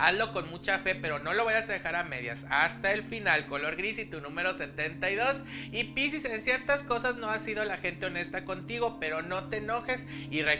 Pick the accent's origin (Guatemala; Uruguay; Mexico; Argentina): Mexico; Mexico City; de la Ciudad de México.